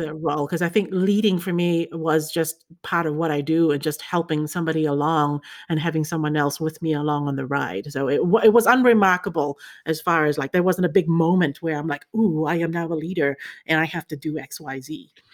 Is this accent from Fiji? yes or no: yes; Fiji; moved away as an adult; also born or lived in China / New Zealand; I was born in China, grew up in Fiji.